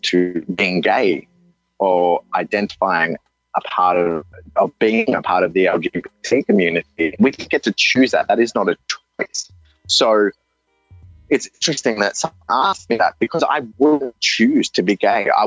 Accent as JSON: {"language": "English", "country": "Australia", "tie": "born or raised there", "also_born_or_lived": "India", "accent": "Australian", "said": "I sound Australian, and I feel Australian because I know Australia. I grew up in Australia"}